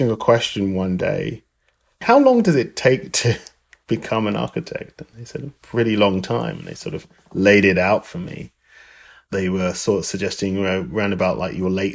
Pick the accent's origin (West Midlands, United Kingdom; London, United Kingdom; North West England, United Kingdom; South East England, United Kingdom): London, United Kingdom; moved away as an adult; now in United States; I originally am from London, England. I've lived in the US for over 24 years